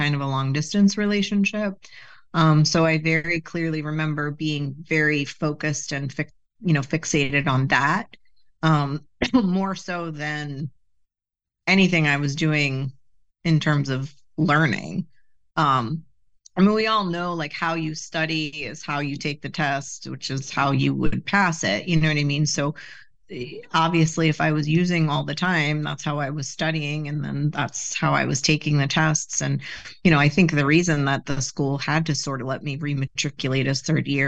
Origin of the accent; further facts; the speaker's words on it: Bergen County, New Jersey, United States; North, Bergen County